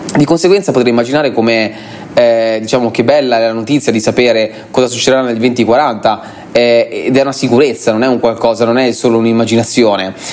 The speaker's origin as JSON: {"language": "Italian", "country": "Italy", "tie": "born or raised there", "moved": "as an adult", "lives_now": "Dubai, United Arab Emirates", "said": "l'Italia rimane sempre, rimarrà e rimane sempre il mio cuore, ehm, eh, diciamo il mio paese natale"}